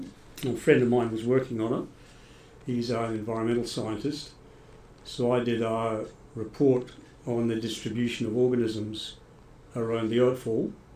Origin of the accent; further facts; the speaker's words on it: Scotland, United Kingdom; now in Australia; And then when I came over to Australia from Scotland, I got into science, did a science degree at Sydney University.